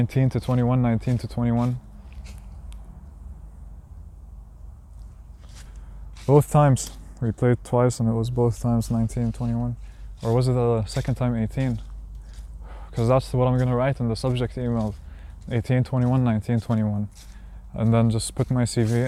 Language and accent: English; Palestine; I'm from Palestine.